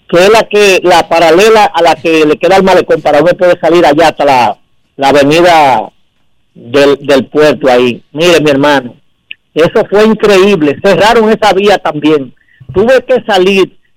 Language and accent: Spanish; Dominican Republic; yo soy dominicano y me tiene que doler este país.